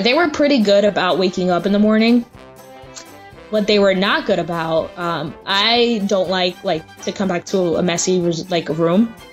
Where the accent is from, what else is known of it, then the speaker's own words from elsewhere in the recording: New Jersey, United States; we're from New Jersey, me and my sister